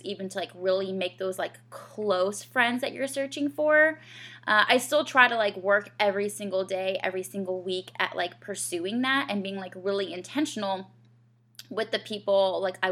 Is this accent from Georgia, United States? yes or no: yes; Georgia, United States; moved away as an adult; also born or lived in Rochester, Minnesota / Asheville, North Carolina; now in Greenville, United States; I'm from Georgia